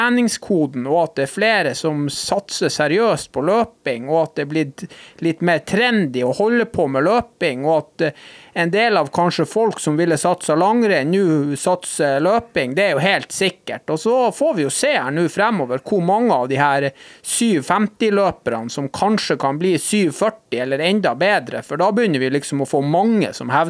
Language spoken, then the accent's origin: Norwegian; Norway; For det om vi er hvite og vi kommer fra Norge og vi har helt andre utgangspunkt enn andre i form av talenter